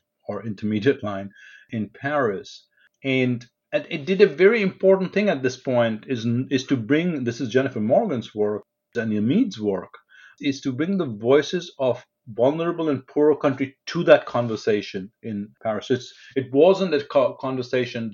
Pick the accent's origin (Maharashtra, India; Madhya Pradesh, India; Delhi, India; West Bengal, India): Delhi, India; New Delhi; I grew up in New Delhi in India